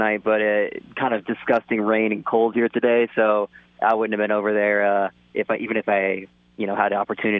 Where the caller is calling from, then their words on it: Orlando, Florida, United States; I'm calling in from Orlando.